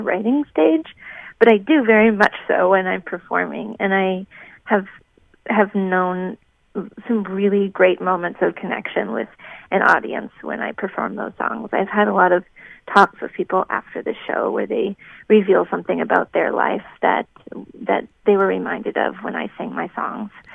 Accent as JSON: {"language": "English", "region": "Minnesota", "country": "United States", "moved": "yes", "lives_now": "Boston, United States", "said": "I'm from Minnesota and grew up with some some music in the family"}